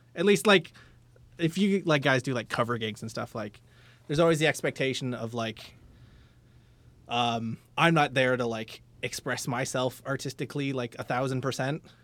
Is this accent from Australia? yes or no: no; London, Ontario, Canada; I'm a North End guy